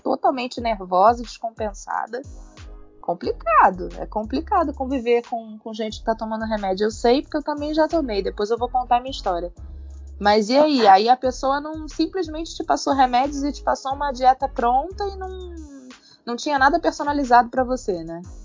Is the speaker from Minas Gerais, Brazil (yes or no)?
no; Rio de Janeiro, Brazil; Eu sou do Rio